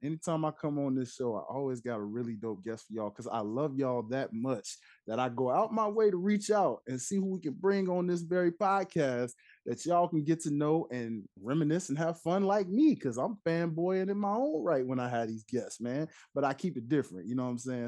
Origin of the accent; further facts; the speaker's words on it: Tennessee, United States; it's my roots, I'm from Tennessee